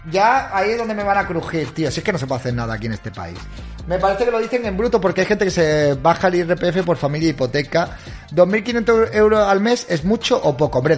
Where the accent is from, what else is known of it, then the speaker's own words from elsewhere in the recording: Argentina; me hizo ampliar horizontes soy de Argentina, por eso te pregunto.